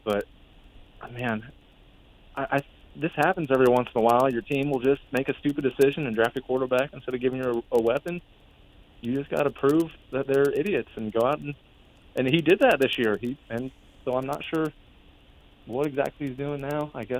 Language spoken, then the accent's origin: English; Manhattan, Kansas, United States; I'm born and raised in Manhattan, Kansas.